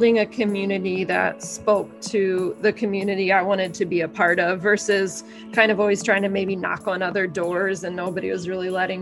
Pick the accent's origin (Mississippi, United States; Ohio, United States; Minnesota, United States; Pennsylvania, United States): Pennsylvania, United States; outside of Reading; moved away as an adult; now in Honolulu, United States; I am originally from the East Coast. I grew up outside of Reading, Pennsylvania.